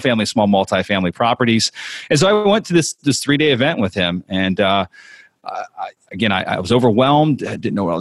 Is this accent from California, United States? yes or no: no; Harrisburg, Pennsylvania, United States; moved away as an adult; now in Clearwater, United States; where I'm from is Pennsylvania. So I was born and raised in Harrisburg, Pennsylvania